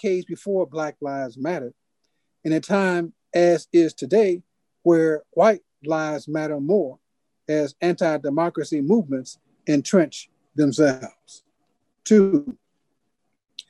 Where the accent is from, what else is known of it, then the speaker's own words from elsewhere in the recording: Chicago, Illinois, United States; Because I'm in Chicago. I grew up in Chicago.